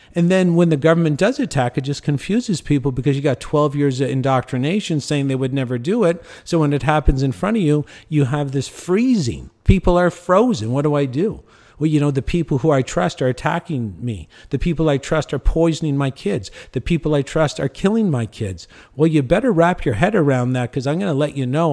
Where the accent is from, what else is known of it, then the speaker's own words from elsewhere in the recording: Cornwall, Ontario, Canada; moved away as an adult; now in Mexico; my hometown in Canada. I live in Mexico